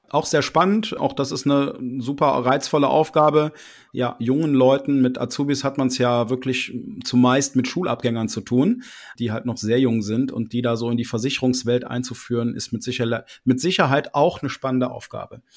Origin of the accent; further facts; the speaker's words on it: Dormagen, North Rhine-Westphalia, Germany; bin aus Dormagen, das liegt im Rheinland zwischen Düsseldorf und Köln